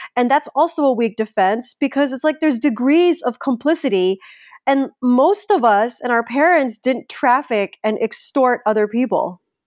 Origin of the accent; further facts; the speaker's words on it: Philippines; as a Filipino